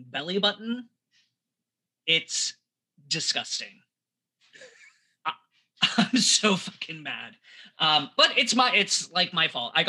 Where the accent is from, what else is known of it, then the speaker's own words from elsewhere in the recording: United States; Being American